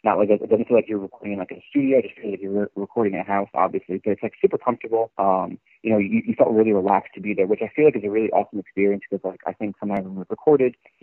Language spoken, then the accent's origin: English; Northeast, United States; I come from the Northeast